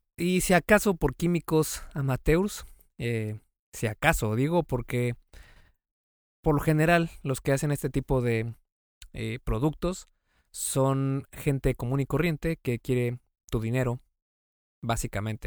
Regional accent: Mexico; Yo soy mexicano

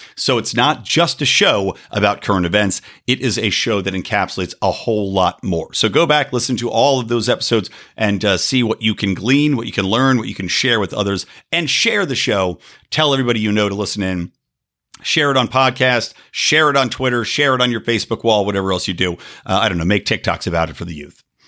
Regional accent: United States; I'm an American.

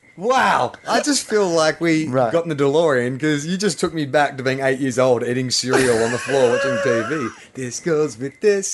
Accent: Australia; Because we're Australian.

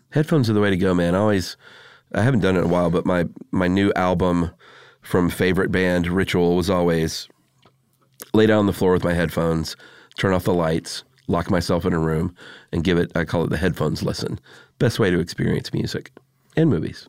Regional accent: United States; I'm American

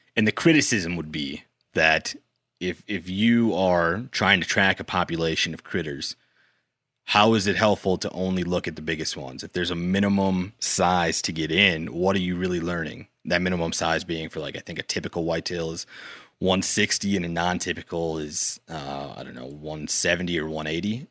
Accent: South Dakota, United States; moved away; also born or lived in Minnesota; I'm from South Dakota, but I consider myself like an honorary Minnesotan.

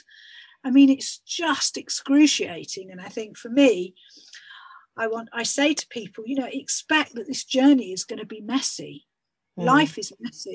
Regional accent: United Kingdom; we're British

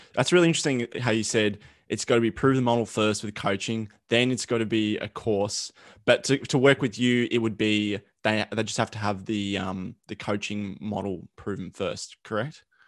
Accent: Australia; accent: thick Australian; my Australian accent, it's like super thick

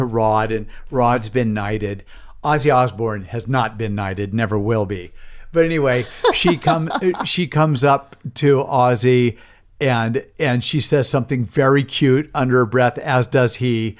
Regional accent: United States; for me as an American

